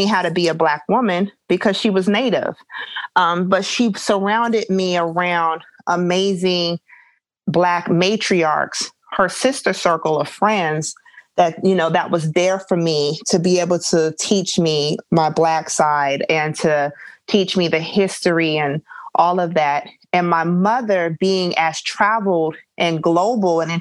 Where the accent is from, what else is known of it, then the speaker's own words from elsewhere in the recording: Arizona, United States; moved away; growing up in Arizona